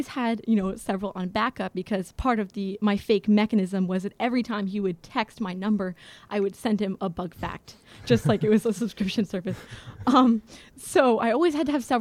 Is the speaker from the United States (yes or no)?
yes; Florida, United States; moved away; I'm from Florida